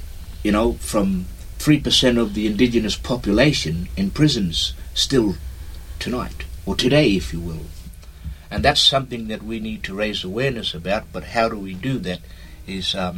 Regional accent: Roebourne, Western Australia, Australia; I'm a songman from Roebourne

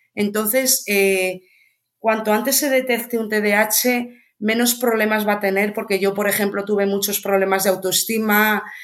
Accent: Ourense, Galicia, Spain; yo soy de Orense

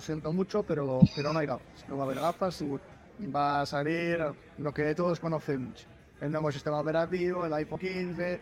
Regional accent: Albacete, Castilla-La Mancha, Spain; soy natural de Albacete

